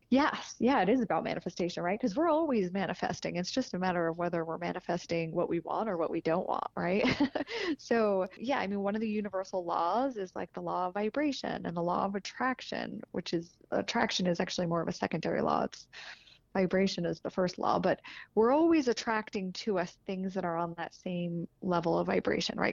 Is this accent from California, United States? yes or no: no; northern New Jersey, United States; now in Denver, United States; I'm from New Jersey, so, and my sister lives right near the beach, but northern New Jersey